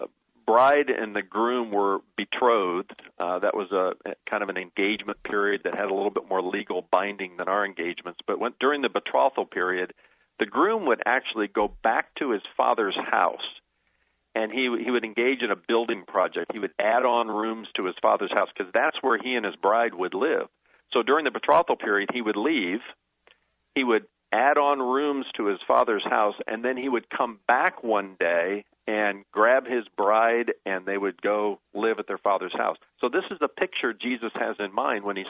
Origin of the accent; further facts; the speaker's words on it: United States; I was born in America, and I love my citizenship here